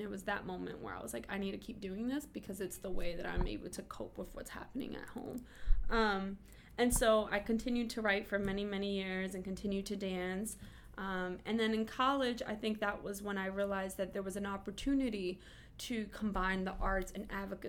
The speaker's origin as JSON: {"language": "English", "town": "New York City", "region": "New York", "country": "United States", "tie": "born or raised there", "said": "I grew up in East New York, Brooklyn. So to be a light-skinned redhead Boricua in East New York is absolutely rare."}